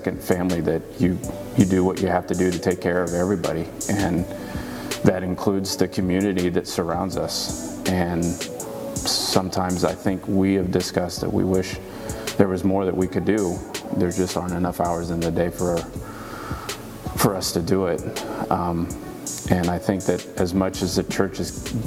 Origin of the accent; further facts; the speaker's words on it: central Nebraska, United States; now in Houston, United States; me growing up in a small town in central Nebraska